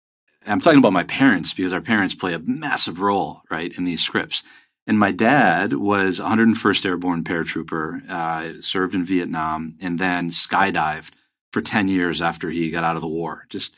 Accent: Grand Rapids, Michigan, United States; moved away; also born or lived in Hong Kong / Los Angeles / New York / Las Vegas; I grew up in Grand Rapids, Michigan, and to a truck driver dad and an artist mom.

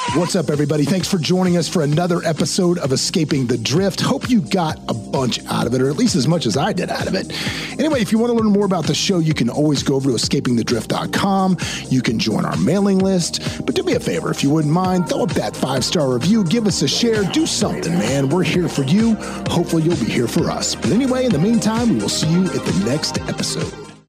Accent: the South, United States; accent: Southern; me growing up in the South, I, on occasion, have a Southern accent.

